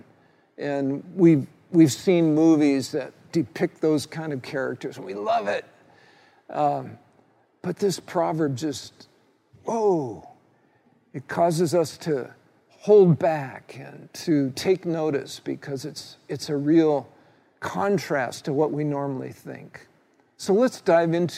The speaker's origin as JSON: {"language": "English", "country": "United States", "tie": "born or raised there", "said": "Being a red-blooded male growing up in the United States of America"}